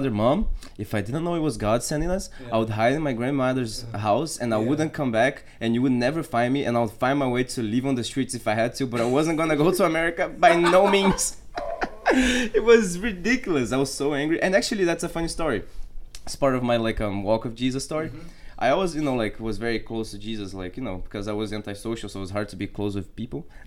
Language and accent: English; Rio de Janeiro, Brazil; now in United States; Brazil, born and raised in Brazil, Rio de Janeiro.